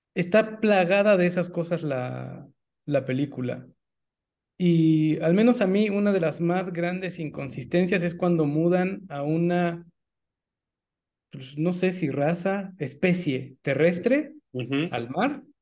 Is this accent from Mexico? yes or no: yes; Mexico; como mexicanos